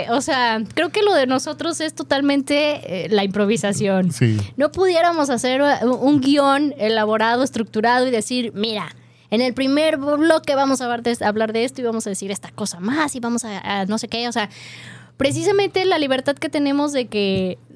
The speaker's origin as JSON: {"language": "Spanish", "region": "Washington", "country": "United States", "second_language": "Spanish", "said": "Yo soy del estado de Washington y mi español es bueno."}